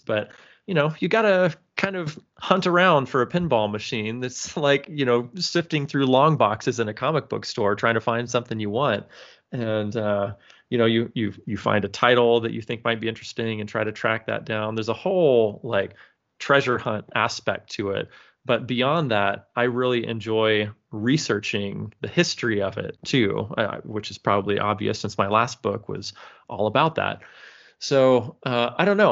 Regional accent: California, United States; moved away as an adult; now in Michigan, United States; I'm born and raised and lived in California until about, I don't know, maybe twelve, thirteen, fourteen years ago now, when my wife and I moved to Michigan

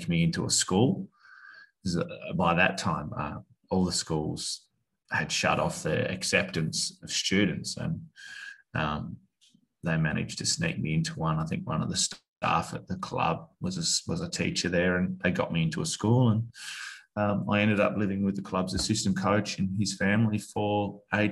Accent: Australia; moved away; also born or lived in United Kingdom; being an Australian lad

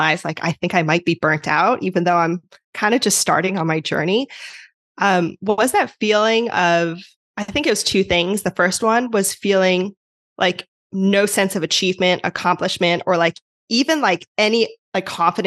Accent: New Jersey, United States; moved away as an adult; now in California, United States; I'm originally from New Jersey, although now I'm out in California.

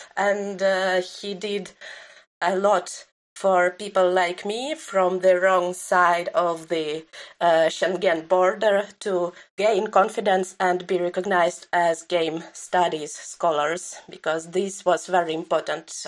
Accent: Belarus; my own experience of growing up in Belarus

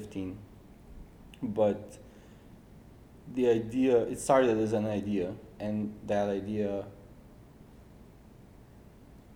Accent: Serbia; moved away as an adult; now in Seoul, South Korea; from Serbia

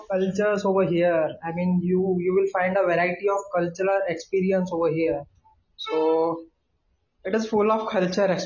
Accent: Indore, Madhya Pradesh, India; I am from India and I am uh, I belongs to Indore, Madhya Pradesh. It is present at the, at the middlemost part of our country. So I live in the heart of my country.

